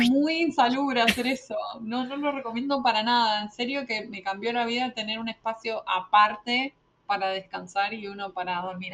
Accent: Argentina; moved away as an adult; also born or lived in Buenos Aires; now in United States; siempre sufrí en toda mi adolescencia en Argentina

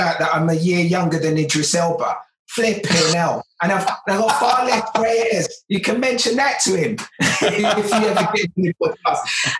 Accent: Lagos, Nigeria; born there; I was born in Lagos, Nigeria, and my parents were then forced into making a very, very big decision.

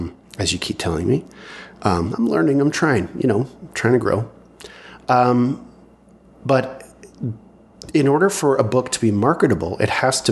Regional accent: Canada; being a Canadian author

